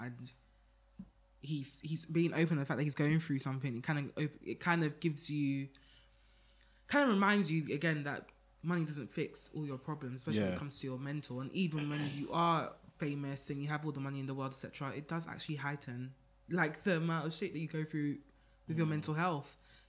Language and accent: English; New York, United States; And I know it because I'm from New York. I've seen it.